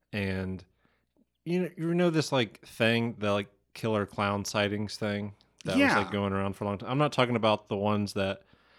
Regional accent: Franklin, Ohio, United States; I am from Big Texas, Franklin, Ohio.

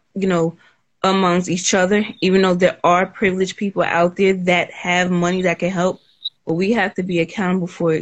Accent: North New Jersey, United States; I'm from North New Jersey

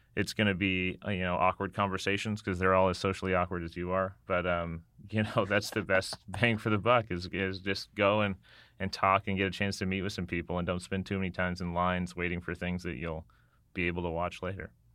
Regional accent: Las Vegas, Nevada, United States; moved away; I grew up in Las Vegas

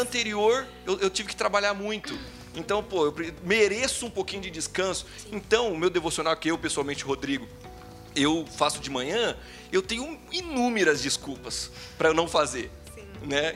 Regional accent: Brazil; Eu, como um bom brasileiro que sou

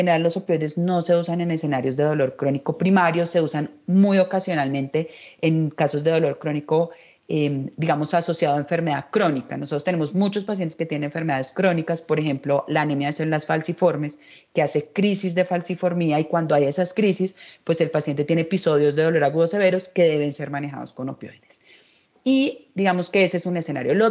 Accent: Mexico; now in Bogotá, Colombia; Hace seis años cuando yo llegué de México

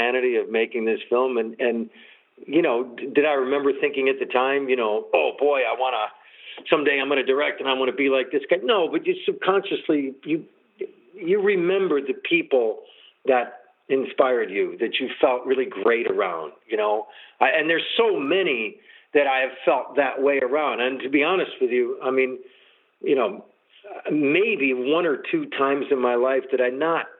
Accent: Buffalo, New York, United States; moved away; I grew up in Buffalo, New York

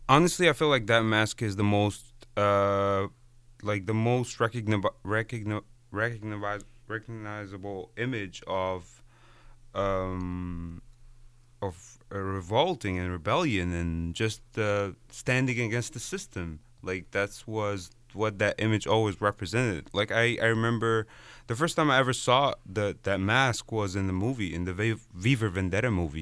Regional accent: Egypt; moved away as an adult; I'm Egyptian. I was born and raised in Egypt.

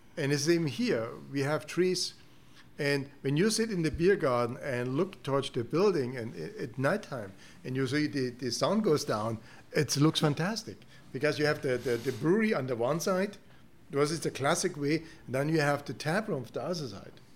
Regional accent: Germany; English is a second language; moved away as an adult; also born or lived in Canada; now in Houston, United States; I'm come from Germany

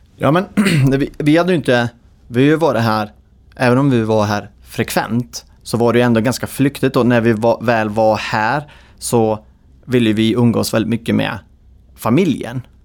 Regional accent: Idre, Dalarna County, Sweden; moved away as an adult; jag är ju född och uppväxt i Idre, eh, som är så här, en Idregut

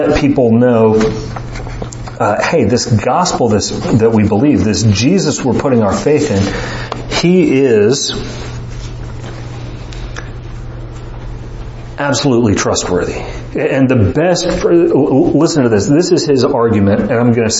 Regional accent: Morehead City, North Carolina, United States; I was born in 1984 in Moorhead City, North Carolina

